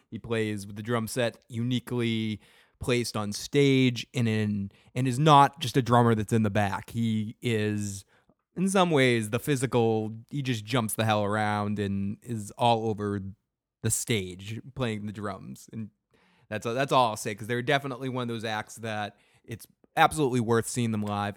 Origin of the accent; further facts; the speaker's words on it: Boston, Massachusetts, United States; I'm from the North Shore, dude. I'm from Boston